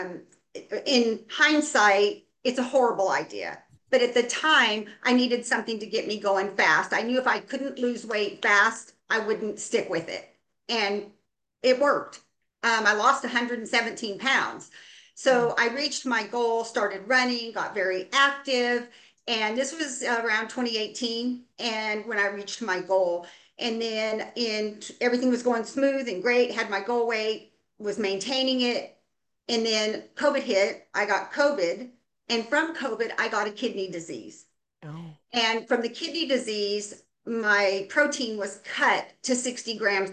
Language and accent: English; Oregon, United States; I am from Oregon. I live in the Willamette Valley